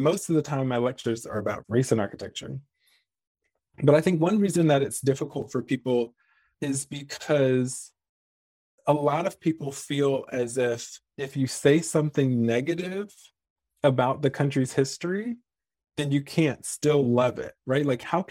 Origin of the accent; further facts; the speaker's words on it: the South, United States; Because even, you know, growing up in the South, I was always under the impression that the most horrific and heinous and most racially charged things happened in the American South